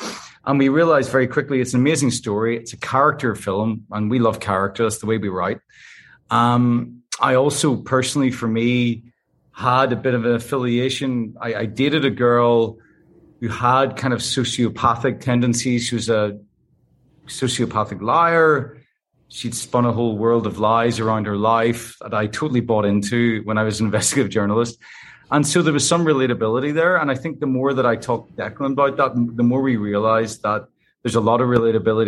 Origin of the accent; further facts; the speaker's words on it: Northern Ireland, United Kingdom; we grew up in Northern Ireland towards the end of the conflict here